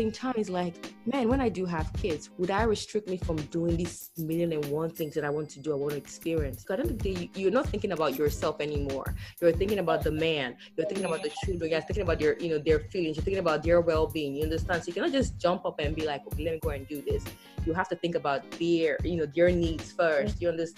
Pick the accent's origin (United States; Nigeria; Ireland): Nigeria; the whole shebang that happens with being Nigerian, you know, I want to experience that.